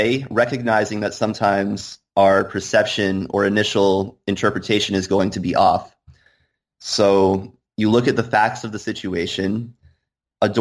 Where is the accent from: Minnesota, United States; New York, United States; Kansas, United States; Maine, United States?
Maine, United States; Bar Harbor; I grew up in Bar Harbor, Maine